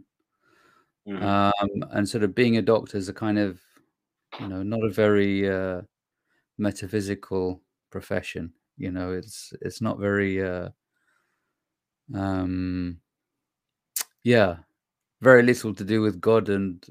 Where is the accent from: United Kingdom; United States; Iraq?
Iraq; moved away; I was born in Iraq myself.